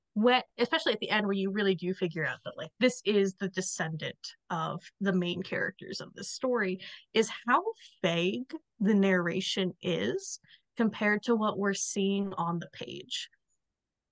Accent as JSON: {"language": "English", "region": "the South", "country": "United States", "accent": "Southern"}